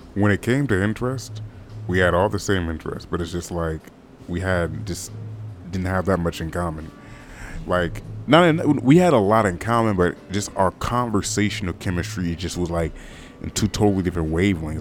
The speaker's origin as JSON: {"language": "English", "country": "United States", "also_born_or_lived": "California", "said": "I'm American"}